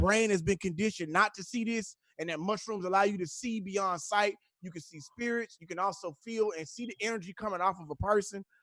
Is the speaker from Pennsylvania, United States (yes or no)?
no; Houston, Texas, United States; I'm from Houston